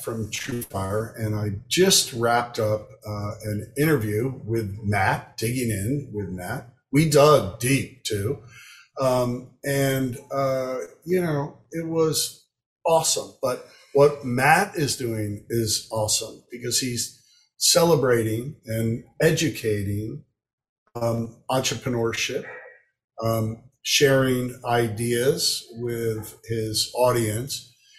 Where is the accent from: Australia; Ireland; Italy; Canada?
Italy; Florence, Tuscany; also born or lived in Miami, United States; I was born in Miami, but we moved immediately to Italy, where my father studied, you know, at the Florence Institute of Art.